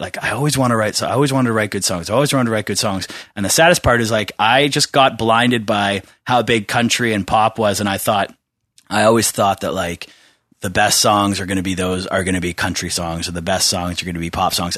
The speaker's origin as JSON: {"language": "English", "town": "Bowmanville", "region": "Ontario", "country": "Canada", "tie": "born or raised there", "said": "I grew up in Bowmanville"}